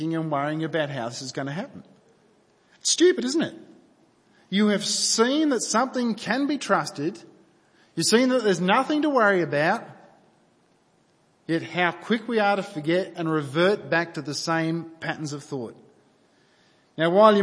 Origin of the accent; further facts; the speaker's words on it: New South Wales, Australia; I grew up in New South Wales